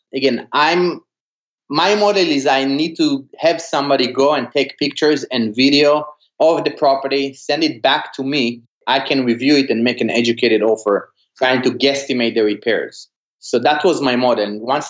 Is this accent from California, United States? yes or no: yes; California, United States; I'm from California looking to buy a rental.